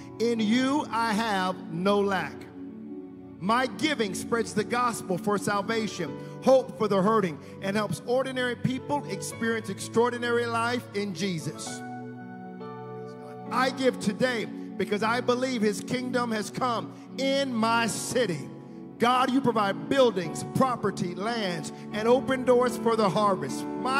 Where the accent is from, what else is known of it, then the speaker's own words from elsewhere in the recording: Richmond, Virginia, United States; It's from my hometown, Richmond, Virginia.